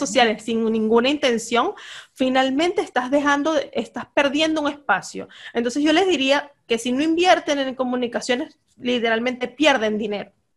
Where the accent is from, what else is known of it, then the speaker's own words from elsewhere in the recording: Venezuela; moved away as an adult; now in Peru; yo soy de Venezuela. Tengo tres años viviendo en Perú